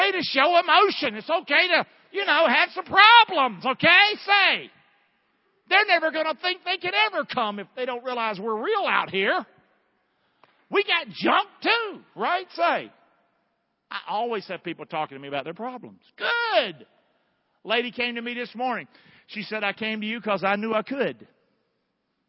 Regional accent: Rockingham, North Carolina, United States; I was born in Rockingham, North Carolina.

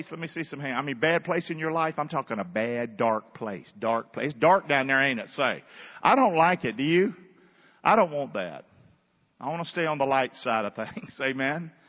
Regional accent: the South, United States; I grew up in the South, and look at the church God gave with all these northern folk.

